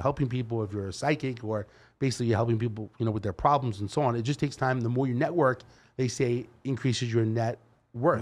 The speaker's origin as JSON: {"language": "English", "town": "New York City", "region": "New York", "country": "United States", "accent": "Brooklyn style", "moved": "as an adult", "lives_now": "Henderson, United States", "said": "I'm from New York and I've been here twenty-one years."}